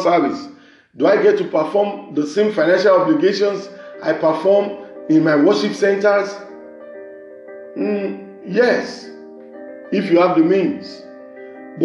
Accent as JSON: {"language": "English", "country": "Nigeria", "said": "from Nigeria, the west side of Africa."}